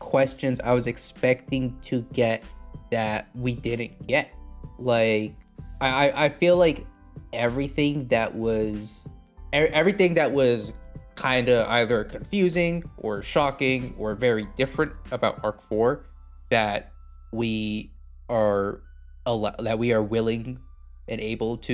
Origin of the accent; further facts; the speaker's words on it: United States; I'm from the United States